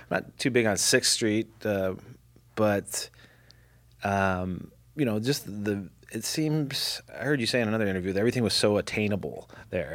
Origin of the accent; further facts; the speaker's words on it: Midwest, United States; moved away as an adult; also born or lived in Miami, Florida; I had to get out of the Midwest freezing cold